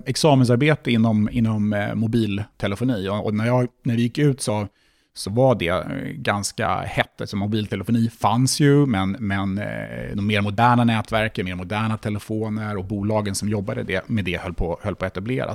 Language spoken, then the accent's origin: Swedish; Stockholm, Stockholm County, Sweden; jag kom ju från Stockholm och jag läste i Stockholm. Så självklart hade jag ganska stort umgänge redan på plats runt omkring från min, från min uppväxt